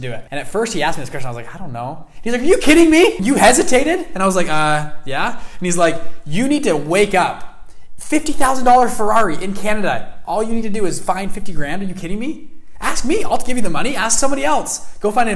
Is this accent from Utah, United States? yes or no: yes; Salt Lake City, Utah, United States; I grew up in Salt Lake City, not a big city